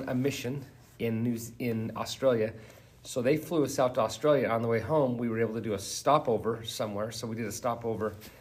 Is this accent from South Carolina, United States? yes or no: no; Providence, Utah, United States; I grew up right here in Providence, Utah, and about 2 miles from the very place we're doing this podcast